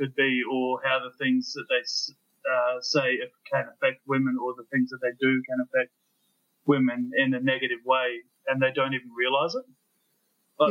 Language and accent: English; Australia; now in New Zealand; I grew up in Australia. I live in New Zealand now.